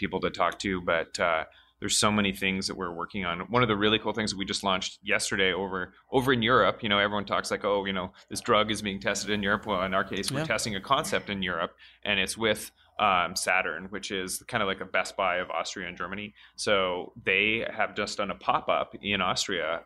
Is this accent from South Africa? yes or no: no; Canada; I'm Canadian, so you know, I'm dual U.S. Canadian. I have a British passport too